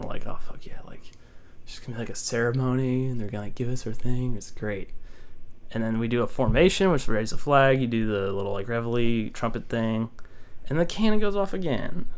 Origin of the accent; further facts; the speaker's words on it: Keller, Texas, United States; moved away as an adult; this one dude asked where I was from. I said like Keller